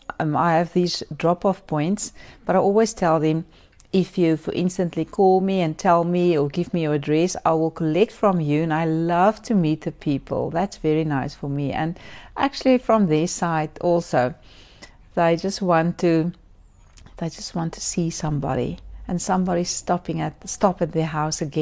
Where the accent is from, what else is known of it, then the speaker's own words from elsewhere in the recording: Port Elizabeth, Eastern Cape, South Africa; I'm from Port Elizabeth.